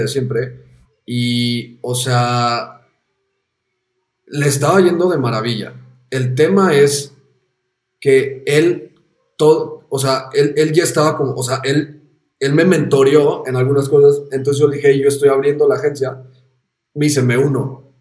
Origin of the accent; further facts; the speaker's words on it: Mexico; moved away as an adult; also born or lived in Amsterdam; siendo mexicano